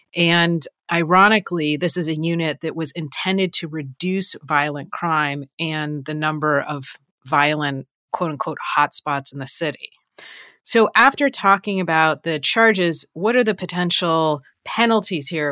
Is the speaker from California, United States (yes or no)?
yes; Los Angeles, California, United States; I am from Los Angeles, and I grew up in Los Angeles